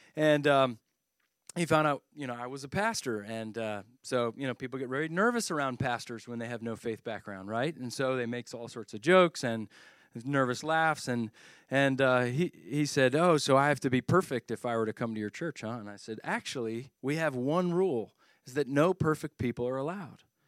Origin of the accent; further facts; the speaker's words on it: Philadelphia, Pennsylvania, United States; I'm from the Philadelphia area